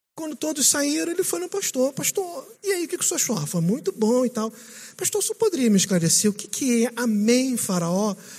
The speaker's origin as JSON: {"language": "Portuguese", "region": "Rio de Janeiro", "country": "Brazil", "also_born_or_lived": "Minas Gerais / Manaus", "moved": "as an adult", "lives_now": "São Paulo, Brazil", "said": "Eu sou aqui do lado de vocês, do Rio de Janeiro"}